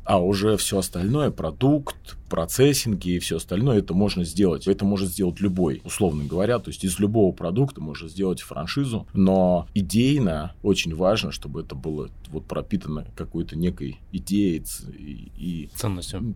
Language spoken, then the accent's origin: Russian; Volgograd, Volgograd Oblast, Russia; я из Волгограда